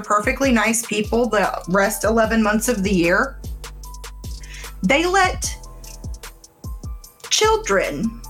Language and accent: English; Midwest, United States; Technically, like, I'm from the Midwest, yo.